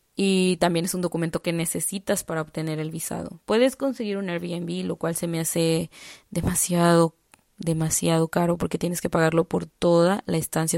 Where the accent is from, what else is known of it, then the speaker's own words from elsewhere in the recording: Mexico; moved away as an adult; now in Prague, Czech Republic; como mexicana